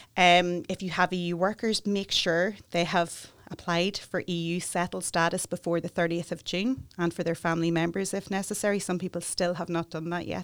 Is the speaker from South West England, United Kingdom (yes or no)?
no; Newry, Northern Ireland, United Kingdom; moved away as an adult; also born or lived in Galway, Ireland / Dublin, Ireland; I'm from Newry